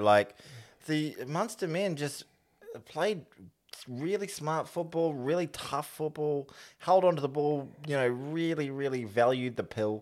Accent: New Zealand; as a New Zealander

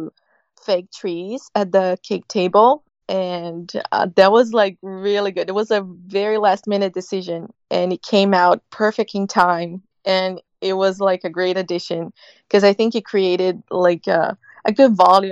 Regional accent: Brazil; That's a tradition for us, as well as having like, so traditional weddings in Brazil

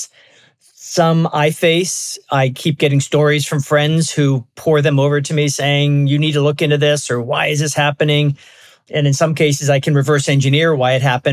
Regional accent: Baltimore, Maryland, United States; moved away as an adult; also born or lived in California; now in West Coast, United States; I grew up in Baltimore. I've been on the West Coast for a long, long time, but I grew up in Baltimore

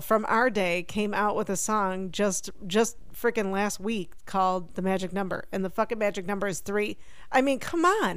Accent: Buffalo, New York, United States; Jen and I, given where we grew up in Buffalo, New York

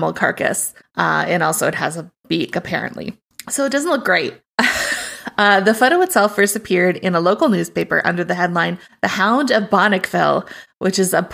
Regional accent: Midwest, United States; I'm from the Midwest

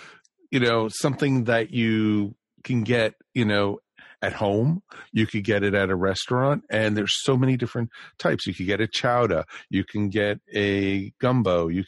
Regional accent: Maryland, United States; growing up in Maryland

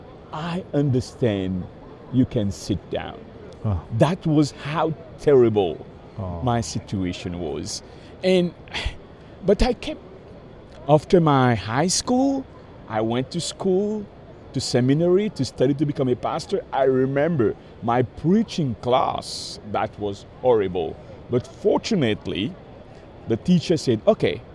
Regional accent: Mauritius; moved away; also born or lived in Madagascar; I was 7 years old, growing in the island of Mauritius, in the southern part of the Indian Ocean.

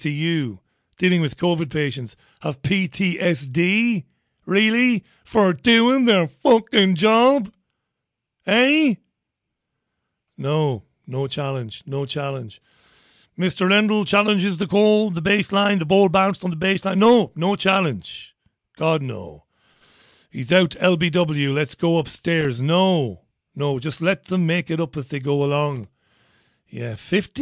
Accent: United Kingdom; me being a Brit

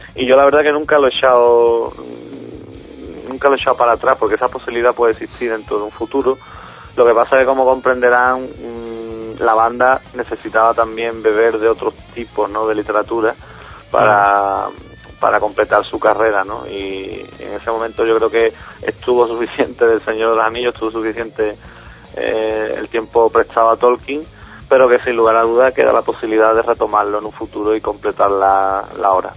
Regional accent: Cádiz, Andalusia, Spain; yo nací aquí en Cádiz, eh, me crié aquí en, la provincia

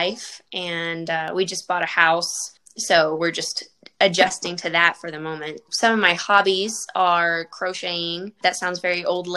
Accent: Friona, Texas, United States; also born or lived in Lubbock, Texas; I grew up in the Panhandle in a very small town called Friona.

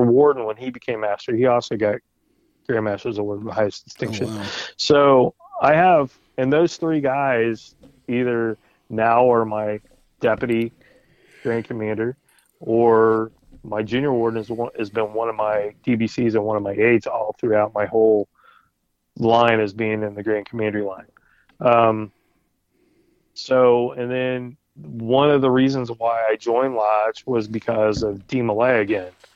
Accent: Indianapolis, Indiana, United States; also born or lived in Shelbyville, Indiana; I was born in Shelbyville. I was raised on the east side of Indianapolis. I moved back when I was in sixth grade

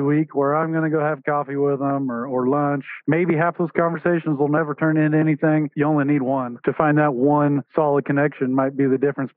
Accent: Wichita, Kansas, United States; So I was born and raised in the Wichita, Kansas area. Been there my whole life

